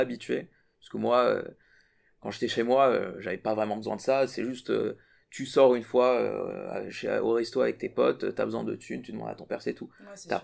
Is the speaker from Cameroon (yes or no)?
no; Burkina Faso; moved away as an adult; now in France; je suis de l'Afrique à ici, c'est pas la même chose parce que, enfin, du Burkina Faso